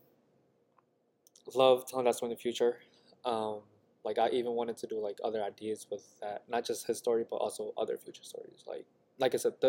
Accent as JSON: {"language": "English", "town": "Utica", "region": "New York", "country": "United States", "tie": "born or raised there", "also_born_or_lived": "Tham Hin refugee camp, Thailand", "said": "growing up in Proctor"}